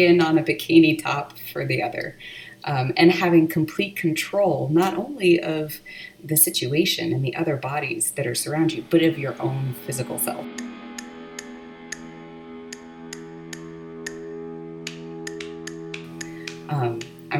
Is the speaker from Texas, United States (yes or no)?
yes; Texas, United States; I was born and raised in Texas